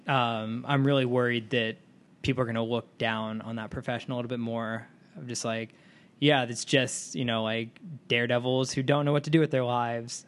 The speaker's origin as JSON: {"language": "English", "area": "Dallas area", "region": "Texas", "country": "United States", "tie": "born or raised there", "moved": "as an adult", "said": "my hometown"}